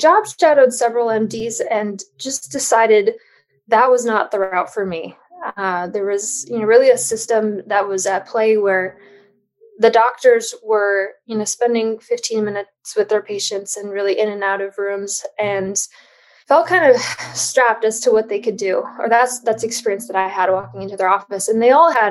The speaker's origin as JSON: {"language": "English", "region": "Midwest", "country": "United States", "tie": "born or raised there", "moved": "yes", "lives_now": "Los Angeles, United States", "said": "I grew up in the Midwest and on a standard American diet"}